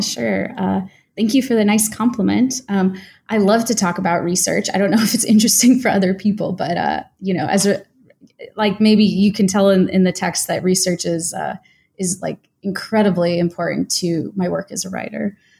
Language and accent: English; United States; an American-born, uh, white woman